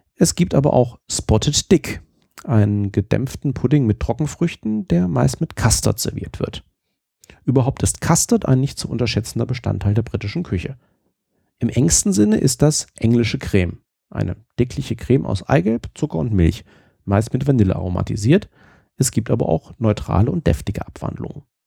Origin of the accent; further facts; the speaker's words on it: Germany; uns Deutschen